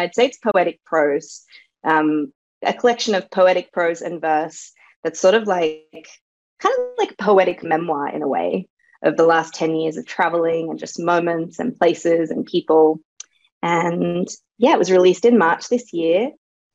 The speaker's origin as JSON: {"language": "English", "town": "Sydney", "region": "New South Wales", "country": "Australia", "tie": "born or raised there", "also_born_or_lived": "Bosnia / London / Berlin", "first_language": "Serbo-Croatian", "second_language": "English", "moved": "as an adult", "lives_now": "Paris, France", "said": "I was born in Europe, in former Yugoslavia or Bosnia nowadays, but I grew up in Sydney"}